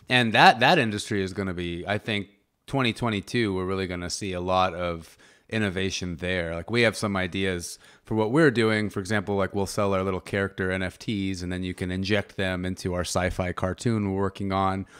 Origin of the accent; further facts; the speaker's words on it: United States; I'm a North American, I'm American